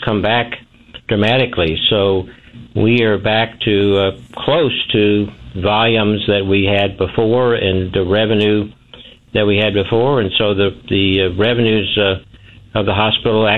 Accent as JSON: {"language": "English", "town": "Millersburg", "region": "Missouri", "country": "United States", "tie": "born or raised there", "said": "I was born out in Millersburg"}